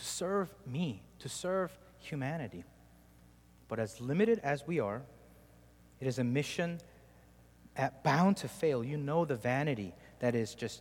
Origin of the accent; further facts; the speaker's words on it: South Korea; moved away; I grew up in Korea